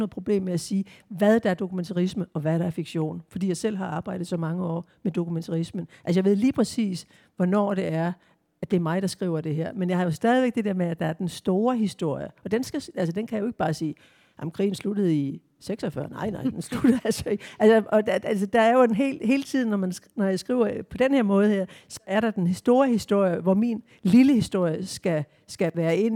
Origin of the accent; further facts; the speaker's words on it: Southern Jutland, Southern Denmark, Denmark; det sønderjyske, altså det der med, hvor jeg kommer fra, og hvor, hvor jeg bor nu